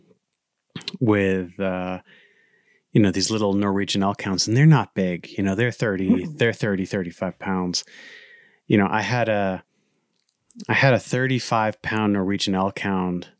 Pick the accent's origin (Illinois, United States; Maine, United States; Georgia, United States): Maine, United States; moved away; also born or lived in Alaska; I grew up in Maine